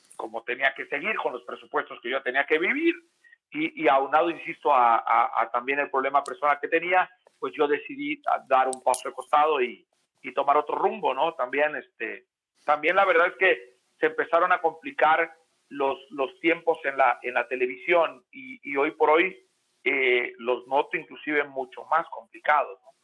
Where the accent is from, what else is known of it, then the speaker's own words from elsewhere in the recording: Oaxaca, Mexico; moved away; also born or lived in Puebla; soy de Oaxaca